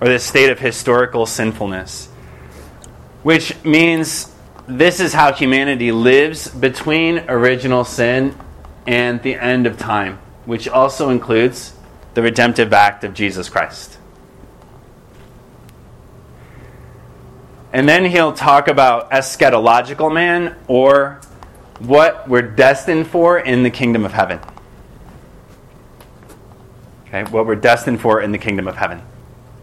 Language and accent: English; just outside of Detroit, Michigan, United States; I grew up in Michigan, just outside of Detroit